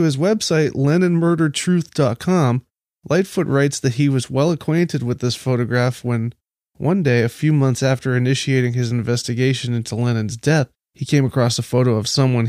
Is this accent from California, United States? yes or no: yes; California, United States; I'm from California. I'm known by 10% of Florida. I'm known by 50% of California.